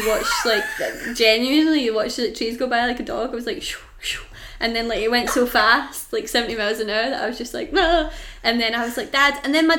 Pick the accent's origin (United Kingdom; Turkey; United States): United Kingdom